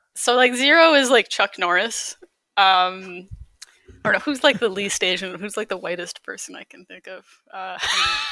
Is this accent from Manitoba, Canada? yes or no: no; Calgary, Alberta, Canada; moved away as an adult; also born or lived in Baguio City, Philippines / Halifax; I grew up in Calgary